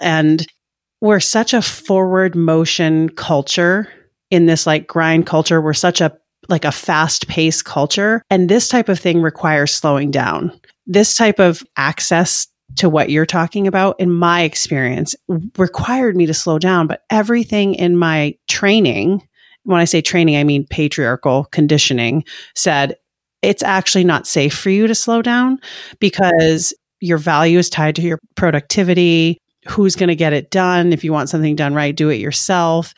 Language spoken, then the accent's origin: English; Maine, United States; I grew up in Maine